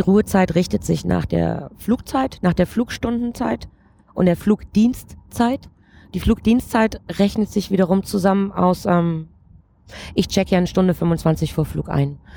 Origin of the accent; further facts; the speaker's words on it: Erzgebirge, Saxony, Germany; now in Frankfurt, Germany; ich ähm, bin gebürtige Erzgebirgerin